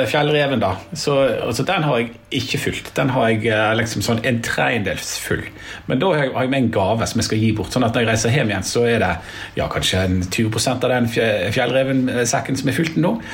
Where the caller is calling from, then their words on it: Bergen, Vestland, Norway; Ja, hallo, jeg er med fra Bergen.